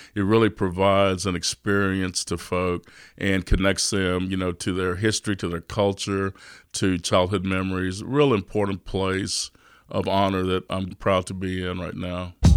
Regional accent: Austin, Texas, United States; I was, uh, born and raised in East Austin

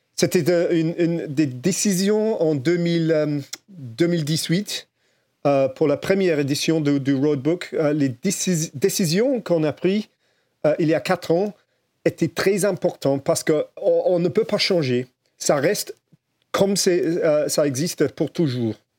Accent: England, United Kingdom; French is a second language; chez nous en Angleterre

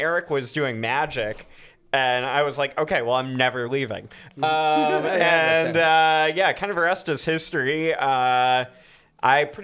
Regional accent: Atlanta, Georgia, United States; moved away as an adult; also born or lived in Boston, Massachusetts / Los Angeles; now in Stuart, Florida, United States; I grew up in Atlanta, and then I just kind of wound up here. Stuart, Florida

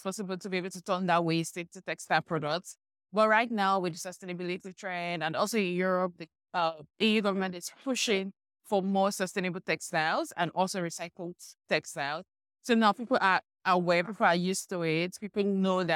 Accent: South Nigeria, Nigeria; So I'm originally from Nigeria, and in my country, where I'm from the south

